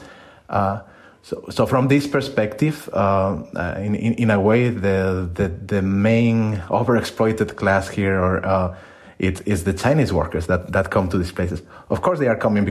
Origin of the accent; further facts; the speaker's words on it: Spain; moved away as an adult; now in Netherlands; I'm a migrant myself. I'm from Spain and I work in the Netherlands, and all of my jobs have been outside my country